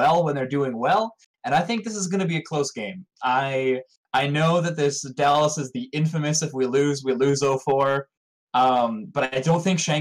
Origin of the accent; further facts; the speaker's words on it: Canada; I'm Canadian